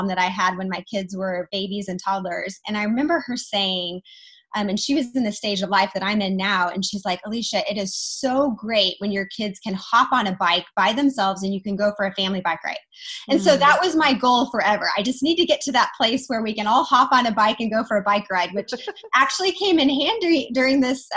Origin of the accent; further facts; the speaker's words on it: Wichita, Kansas, United States; moved away; also born or lived in Dallas, Texas; I live in Wichita, Kansas right now. 2 years ago, I moved from Dallas, Texas, back to my hometown in Wichita